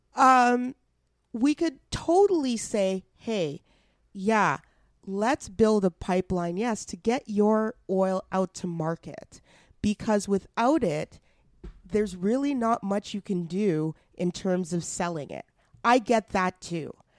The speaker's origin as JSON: {"language": "English", "town": "Edmonton", "region": "Alberta", "country": "Canada", "tie": "born or raised there", "said": "Edmonton, my hometown"}